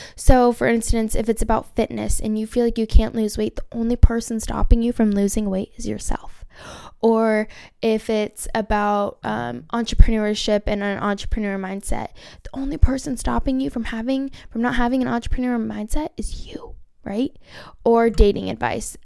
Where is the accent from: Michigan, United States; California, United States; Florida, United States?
California, United States; Orange County; I'm from Orange County, California.